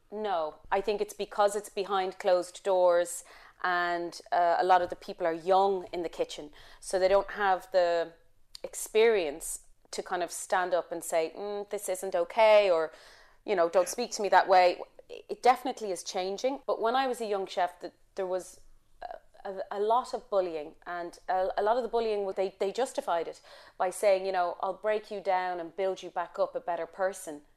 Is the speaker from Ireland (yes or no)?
yes; Ireland; moved away; I'm Irish